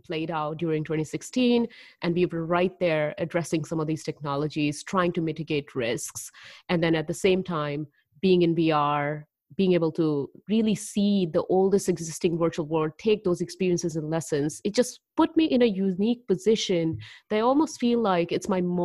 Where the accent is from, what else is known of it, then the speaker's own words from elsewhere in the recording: Delhi, India; moved away as an adult; also born or lived in Haryana, India / Chicago, United States; now in United States; I'm originally from Delhi, and I say that for simplification, but if you were to track me down all the way where I was born, it's another northern part in India. It's called Haryana, which is right next to Delhi